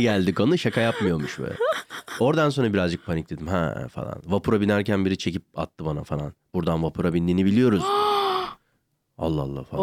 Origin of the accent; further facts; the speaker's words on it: Ankara, Turkey; ben bir de Ankaralıyım.